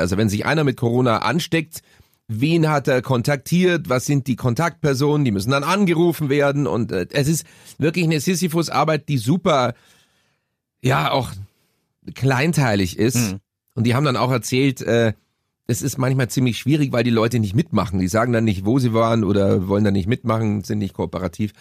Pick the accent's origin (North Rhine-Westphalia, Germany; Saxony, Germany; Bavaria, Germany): Bavaria, Germany; Munich; Bei uns in Bogenhausen